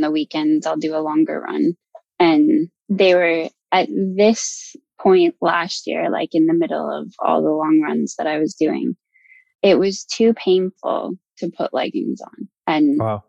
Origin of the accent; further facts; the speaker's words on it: Alberta, Canada; moved away as an adult; also born or lived in London, United Kingdom; now in New Zealand; growing up in Alberta